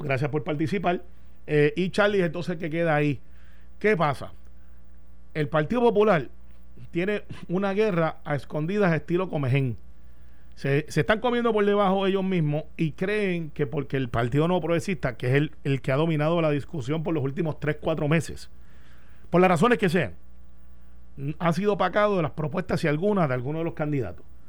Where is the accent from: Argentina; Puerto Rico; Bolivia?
Puerto Rico; Guaynabo; De donde yo soy en Guaynabo